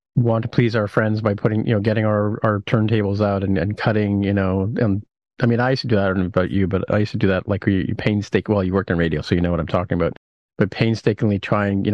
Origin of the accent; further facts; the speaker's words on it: United Kingdom; moved away; also born or lived in Vancouver; I was born in Britain, so I have a sort of affinity for it